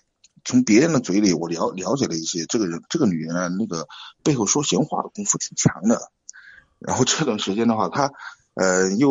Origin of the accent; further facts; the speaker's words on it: Chengdu, Sichuan, China; 我那个成都，